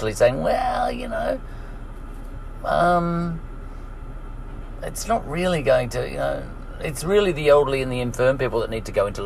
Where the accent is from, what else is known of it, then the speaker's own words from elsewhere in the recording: Ireland; I'm an Irish troublemaker.